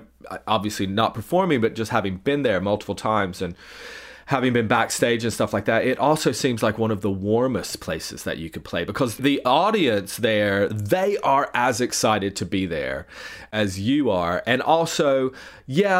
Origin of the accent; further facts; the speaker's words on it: East Tennessee, United States; now in United Kingdom; I grew up in Tennessee. I've been in the UK for a long time. But for us growing up in East Tennessee